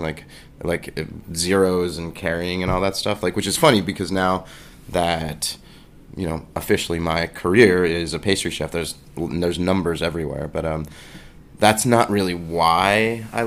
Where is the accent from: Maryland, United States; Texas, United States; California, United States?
Maryland, United States; Baltimore; now in New York City, United States; I grew up in the suburbs of Baltimore